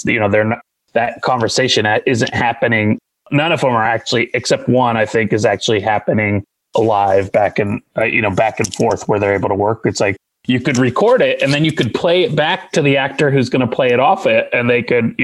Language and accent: English; Indiana, United States; I'm an Indian from Indiana.